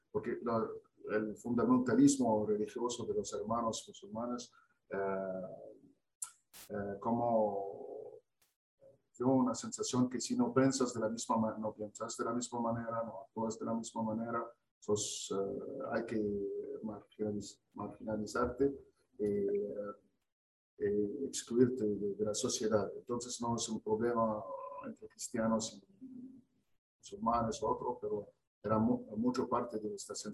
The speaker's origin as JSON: {"language": "Spanish", "country": "Egypt", "also_born_or_lived": "Canada", "second_language": "Spanish", "moved": "as an adult", "lives_now": "Argentina", "said": "mi fe, soy, soy cristiano. los cristianos de Egipto"}